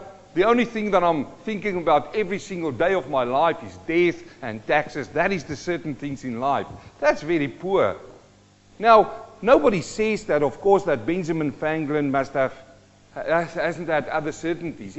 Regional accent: South Africa; also born or lived in New Zealand; now in Australia; I'm a South African-born Kiwi and we're living in Australia

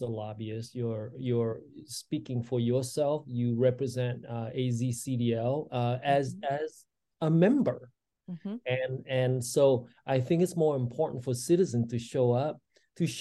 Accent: Vietnam; now in Arizona, United States; I grew up in, I was born in Vietnam back in 1962

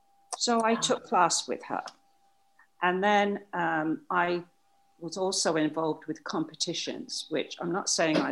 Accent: Wellingborough, East Midlands, United Kingdom; Okay, I was born and bred in Wellingborough, Northants in England.

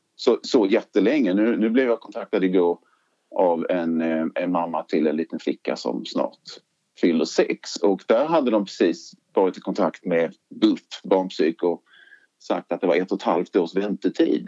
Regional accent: Lund, Skåne, Sweden; also born or lived in Trelleborg / Malmö; Jag är från Lund ursprungligen

